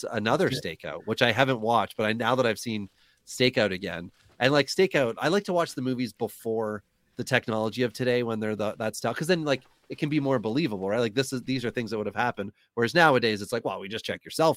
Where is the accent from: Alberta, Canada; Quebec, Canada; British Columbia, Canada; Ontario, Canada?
Ontario, Canada; Wawa; now in Southern Ontario, Canada; Northern Ontario, which is where I grew up